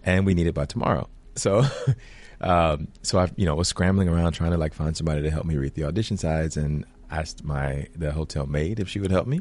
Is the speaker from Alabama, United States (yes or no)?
yes; Alabama, United States; I grew up in Alabama, in a very small town in Alabama